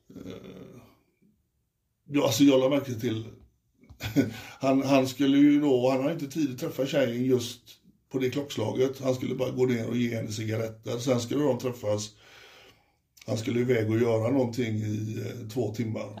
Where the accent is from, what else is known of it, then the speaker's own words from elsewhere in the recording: Frölunda, Västra Götaland, Sweden; jag kommer från Frölunda och Frölunda är mitt lag